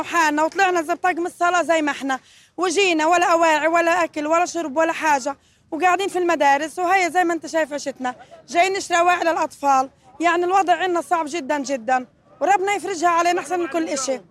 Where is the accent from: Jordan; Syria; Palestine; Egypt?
Palestine; Gaza, Gaza Strip; احنا من غزه يا اخو طلعنا تهجرنا من بيوتنا